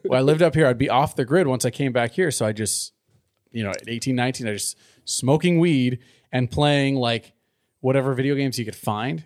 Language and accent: English; Southern California, United States; now in Livermore, United States; I grew up in Southern California